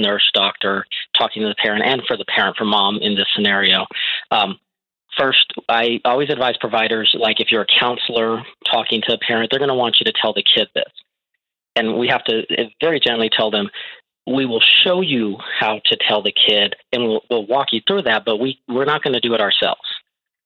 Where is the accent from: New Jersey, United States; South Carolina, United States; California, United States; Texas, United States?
Texas, United States; I'm from Texas